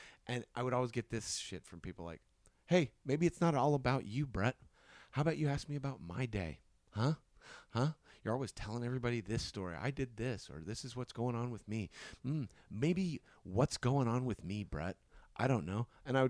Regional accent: Hutchinson, Kansas, United States; born or raised there

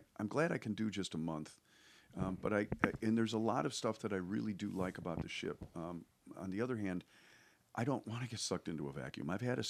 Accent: Ireland; So we're Irish, so, you know, we're used to oppression.

